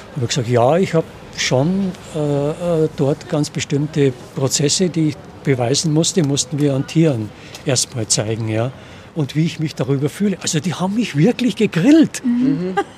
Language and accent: German; Munich, Bavaria, Germany; als Kind in der Stadtbücherei Neuhausen, die damals in der Nibelungenstraße war